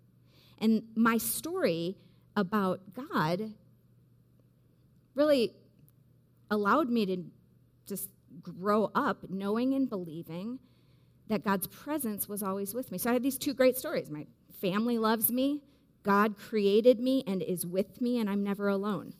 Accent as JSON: {"language": "English", "region": "Wisconsin", "country": "United States", "tie": "born or raised there", "said": "growing up in Wisconsin in the Midwest"}